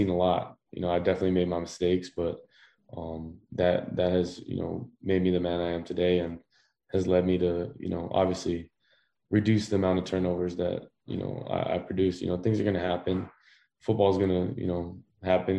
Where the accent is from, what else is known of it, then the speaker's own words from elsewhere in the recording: Hawaii, United States; growing up in Hawaii